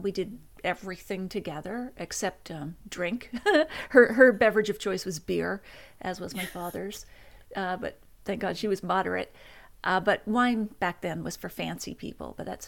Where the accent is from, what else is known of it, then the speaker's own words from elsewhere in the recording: Nova Scotia, Canada; also born or lived in Toronto; And officially, I was born in Toronto. And then we soon moved back to Nova Scotia, where all my relatives are from. And that would be a lot of small towns in Cape Breton